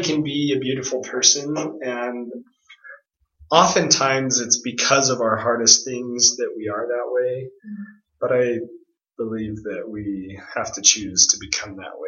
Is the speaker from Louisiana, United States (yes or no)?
no; Phoenix, Arizona, United States; I'm from Phoenix, Arizona